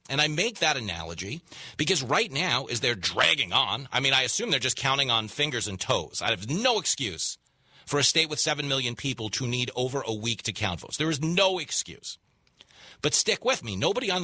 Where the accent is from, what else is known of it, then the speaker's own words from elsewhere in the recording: Levittown, New York, United States; I grew up in Levittown, New York, which was the biggest World War II settlement